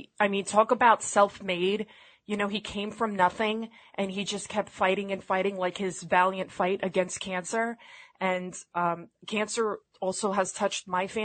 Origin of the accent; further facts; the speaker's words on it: New York City, New York, United States; I'm from the Bronx